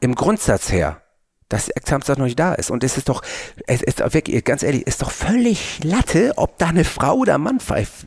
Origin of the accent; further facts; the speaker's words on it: Hamburg, Germany; bei uns in Hamburg